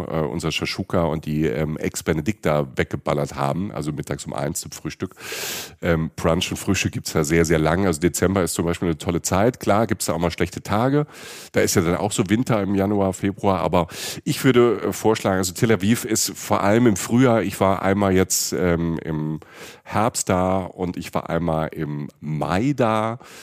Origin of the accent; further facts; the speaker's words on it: Germany; wir als Deutsche